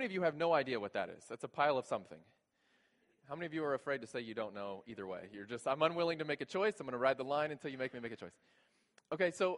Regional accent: South Texas, United States; I grew up in South Texas, a very white family

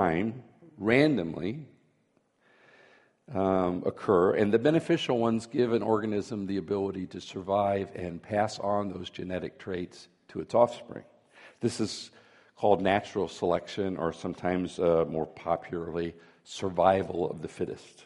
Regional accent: Florida, United States; when I was a boy growing up in Florida

